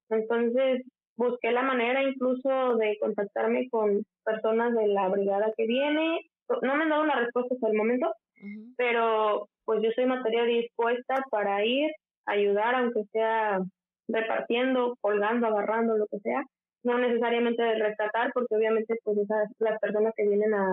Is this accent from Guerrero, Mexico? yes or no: yes; Guerrero, Mexico; moved away as an adult; now in Turkey